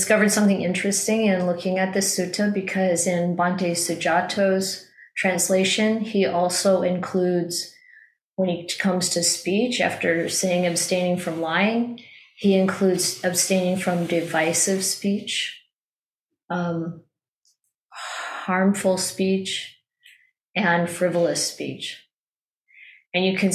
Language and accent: English; Midwest, United States; when I was a child growing up in the Midwest